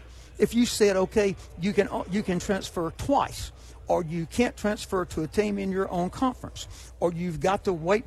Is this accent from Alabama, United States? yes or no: yes; Hueytown, Alabama, United States; I'm from Hueytown, Alabama. I'm actually from Rock Creek, which is out in the country outside Hueytown